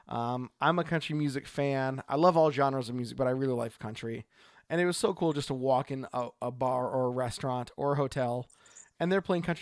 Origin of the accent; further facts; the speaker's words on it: Oregon, United States; from Oregon.